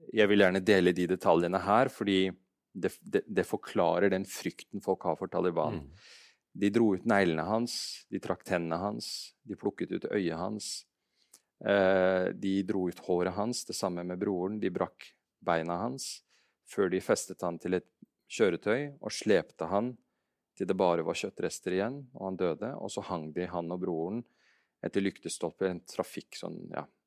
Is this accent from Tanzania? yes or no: no; Afghanistan; now in Norway; jeg er afghaner